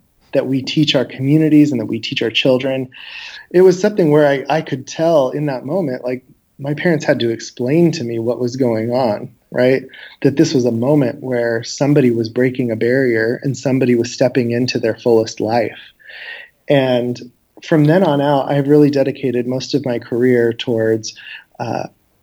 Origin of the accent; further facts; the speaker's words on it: Wenatchee, Washington, United States; growing up in Wenatchee was definitely an experience